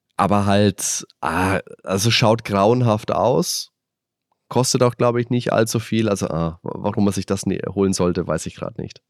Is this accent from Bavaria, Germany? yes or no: yes; Würzburg, Bavaria, Germany; Ich bin ja in Würzburg groß geworden